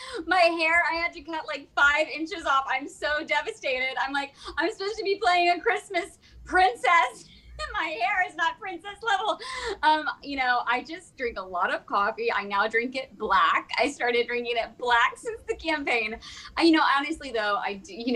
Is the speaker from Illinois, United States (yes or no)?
no; Virginia, United States; I grew up in the Bible Belt in Virginia